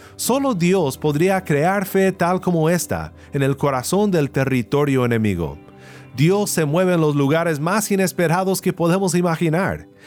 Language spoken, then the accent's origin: Spanish; Kansas, United States; now in California, United States; Originalmente soy de Kansas, donde los tornados son muy comunes